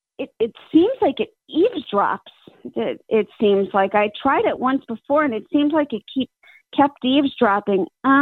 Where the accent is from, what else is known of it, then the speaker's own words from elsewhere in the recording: Massachusetts, United States; I'm from Massachusetts.